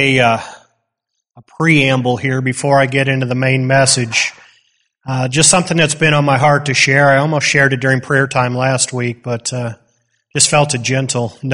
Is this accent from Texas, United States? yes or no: no; Wisconsin, United States; moved away; I grew up in Wisconsin